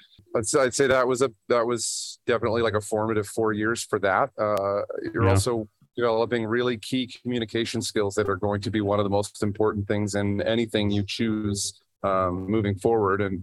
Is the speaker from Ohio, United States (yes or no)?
yes; Ohio, United States; moved away as an adult; now in Colorado, United States; I was born out here in Colorado, but I grew up in Ohio